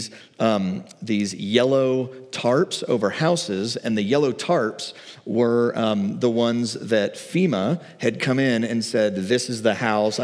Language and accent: English; the Bible Belt, United States; I grew up in the Bible Belt in like the 90s, like late 80s